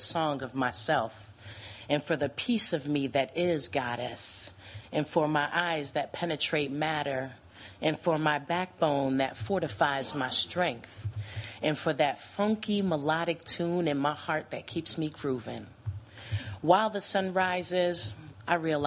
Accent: New Jersey, United States; moved away as an adult; now in Madison, United States; born and raised in New Jersey

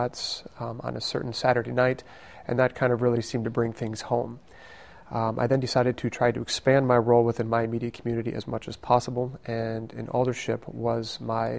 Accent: Madison, Wisconsin, United States; I am from Madison. I was born and raised on the west side of Madison

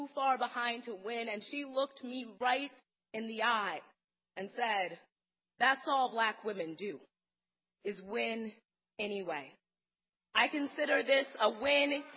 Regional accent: Madison, Wisconsin, United States; I grew up here in Madison. This is where I have spent all 30 years of my life

